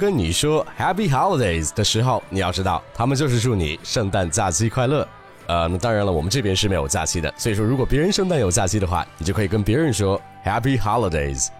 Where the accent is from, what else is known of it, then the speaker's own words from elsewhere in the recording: China; 其实我们中国人有很多在圣诞节的这个词的发音上都不是特别的准确的。